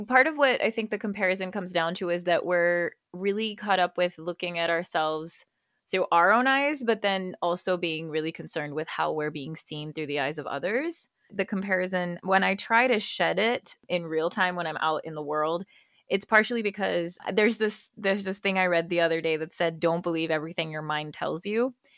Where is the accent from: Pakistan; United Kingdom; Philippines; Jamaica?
Pakistan; Karachi, Sindh; moved away as an adult; also born or lived in United States; now in Freiburg, Germany; I am Pakistani American, born in the U S, raised in Karachi, Pakistan